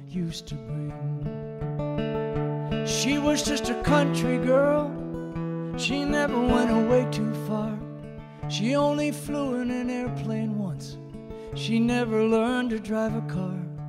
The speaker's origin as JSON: {"language": "English", "region": "Iowa", "country": "United States", "tie": "born or raised there", "moved": "yes", "said": "where I grew up in Iowa"}